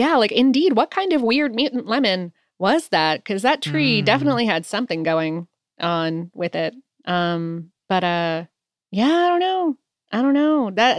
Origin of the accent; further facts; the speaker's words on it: Florida, United States; Growing up in Florida and coming from a very stereotypical Florida household, I, of course, had multiple citrus trees growing in my backyard.